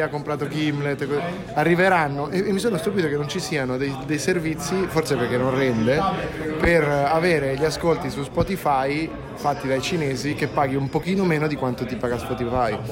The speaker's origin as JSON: {"language": "Italian", "town": "Massa", "region": "Tuscany", "country": "Italy", "accent": "massese"}